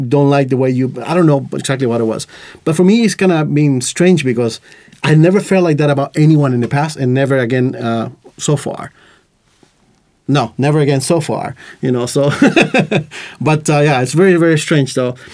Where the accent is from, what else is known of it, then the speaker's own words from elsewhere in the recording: Costa Rica; English is a second language; now in Estonia; growing up in Costa Rica, for example, uh, I didn't learn English until I was like uh, late my late teens